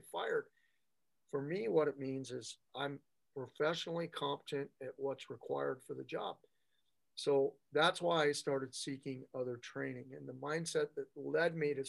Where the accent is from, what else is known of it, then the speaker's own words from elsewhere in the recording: United States; We're both American-born brothers